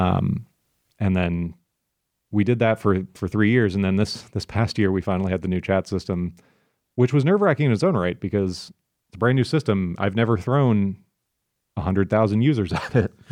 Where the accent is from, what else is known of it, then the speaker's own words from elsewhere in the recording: Florida, United States; I'm from Florida